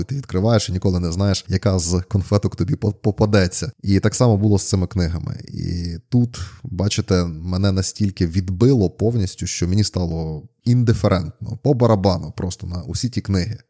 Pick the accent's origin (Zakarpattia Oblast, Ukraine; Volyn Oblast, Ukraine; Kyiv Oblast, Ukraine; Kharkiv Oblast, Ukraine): Zakarpattia Oblast, Ukraine; В нас на Закарпатті є такий дуже класний вислів